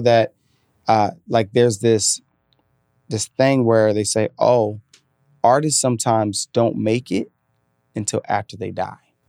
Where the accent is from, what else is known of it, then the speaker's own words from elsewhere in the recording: Virginia, United States; moved away as an adult; also born or lived in New York City; I grew up in Virginia, but then I grew up as a, an adult in New York City, then I moved here